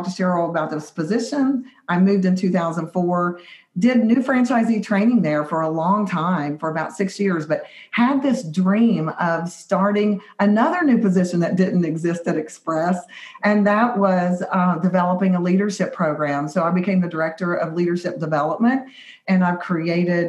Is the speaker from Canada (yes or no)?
no; West Virginia, United States; we are from West by God, Virginia, not from Virginia